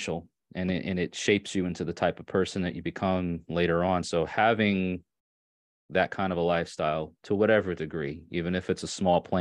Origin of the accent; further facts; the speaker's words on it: Long Island, New York, United States; also born or lived in Catskills, New York; I grew up on Long Island in New York, and then we moved to like the off of the island close to the lower foothills of the Catskill